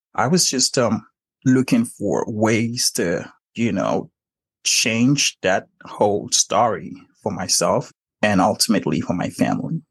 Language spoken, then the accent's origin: English; Nigeria; moved away; I was born and raised in Nigeria.